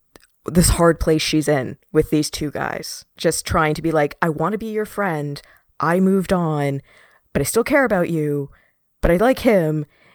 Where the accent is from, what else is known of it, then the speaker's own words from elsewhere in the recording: Canada; This is the epitome of, well, for me growing up in Canada, we have something called the Canadian content law, where 70% of all broadcast needs to be Canadian.